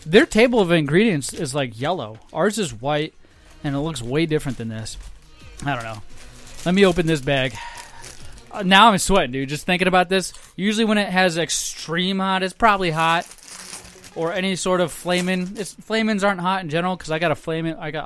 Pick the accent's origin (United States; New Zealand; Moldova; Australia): United States; Minnesota; I was born in Minnesota, stupid. I'm from Minnesota